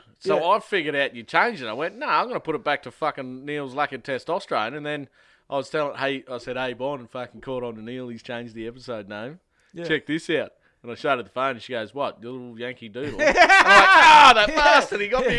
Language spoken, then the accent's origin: English; Australia; also born or lived in Colorado, United States; Yeah. Well, see, yeah, mum was cruising around with the old boy. I'm Irish Australian